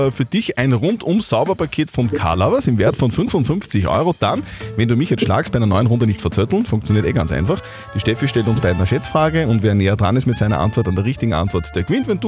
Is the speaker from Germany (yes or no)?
no; Linz, Upper Austria, Austria; aus Linz.